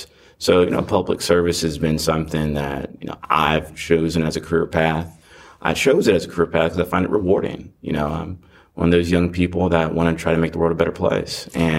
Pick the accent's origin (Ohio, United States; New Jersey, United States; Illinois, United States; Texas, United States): Ohio, United States; Cincinnati; born there; now in Gwinnett County, United States; I'm a 17-year resident of Gwinnett County. Proud graduate of Duluth High School. I'm originally from Ohio, born in Cincinnati, Ohio.